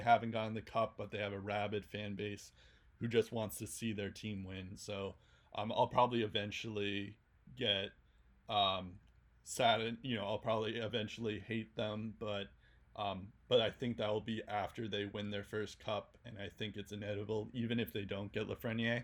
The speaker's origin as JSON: {"language": "English", "country": "United States", "said": "an American Boston Bruins fan"}